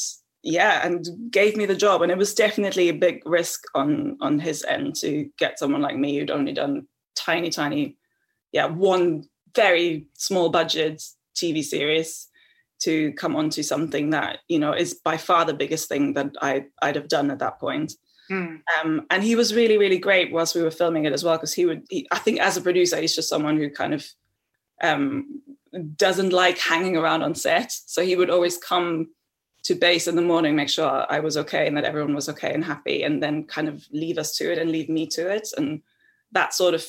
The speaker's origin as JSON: {"language": "English", "country": "Germany", "tie": "born or raised there", "also_born_or_lived": "Tasmania / South Africa", "moved": "yes", "lives_now": "United Kingdom", "said": "I grew up in Germany"}